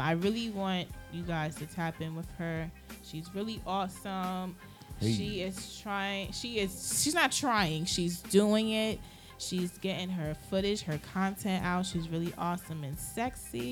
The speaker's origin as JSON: {"language": "English", "region": "New York", "country": "United States", "said": "I'm from New York."}